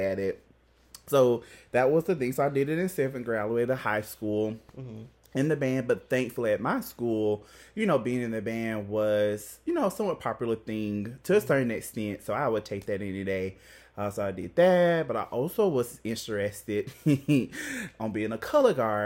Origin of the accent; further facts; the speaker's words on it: the South, United States; we're from the South